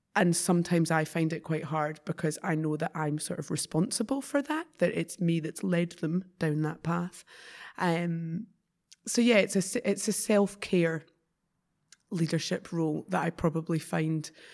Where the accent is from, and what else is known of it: Scotland, United Kingdom